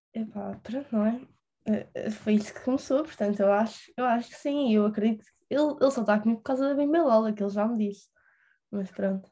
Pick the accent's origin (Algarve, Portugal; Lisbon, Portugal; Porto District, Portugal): Lisbon, Portugal; born or raised there